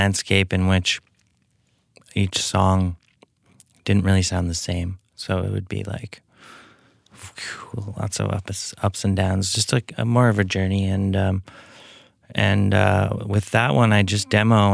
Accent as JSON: {"language": "English", "town": "Edmonton", "region": "Alberta", "country": "Canada", "tie": "born or raised there", "said": "I grew up in Edmonton, and I played in bands since I was probably 13, 14"}